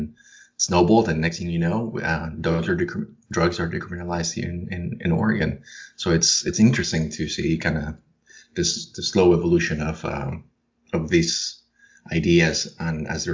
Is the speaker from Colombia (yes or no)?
yes; Colombia; now in United States; I was born and raised in Colombia, and I moved to the U.S.